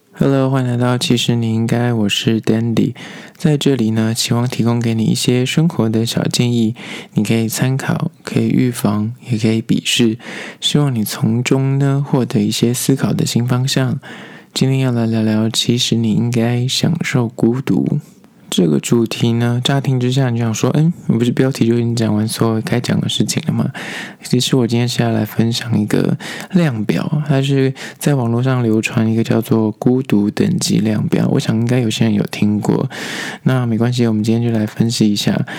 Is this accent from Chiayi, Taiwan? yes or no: no; Taipei, Taiwan; 我是因为台北人，所以我说我会台北人